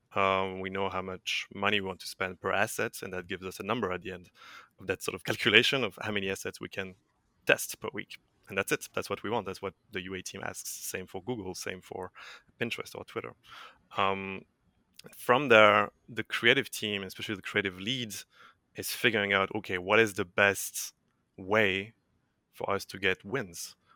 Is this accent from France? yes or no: yes; France; moved away as an adult; also born or lived in Dublin, Ireland / Hamburg, Germany; I'm, uh, French. So I'm originally from France